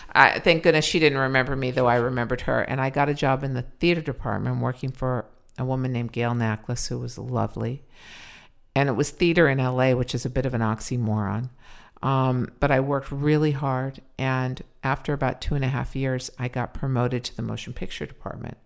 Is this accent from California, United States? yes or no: yes; Los Angeles, California, United States; also born or lived in Pacoima / Sepulveda (North Hills); I used to be ashamed that I was from the valley.